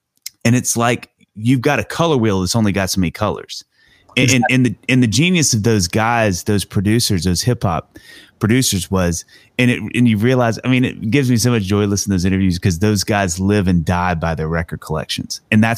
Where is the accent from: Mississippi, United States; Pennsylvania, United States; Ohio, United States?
Mississippi, United States; I'm white kid from Mississippi. I loved hip hop and R&B though in the 90s.